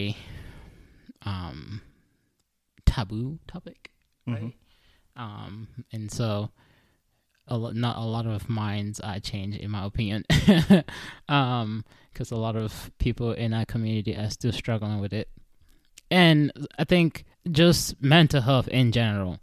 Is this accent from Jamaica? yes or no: no; Cameroon; now in United States; I was born in Cameroon, right? And then I moved to the United States. Then I went to school here